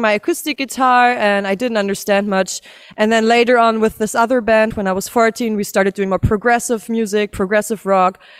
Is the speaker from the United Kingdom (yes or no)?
no; Berlin, Germany; all of us born and raised in Berlin, actually. Still live in Berlin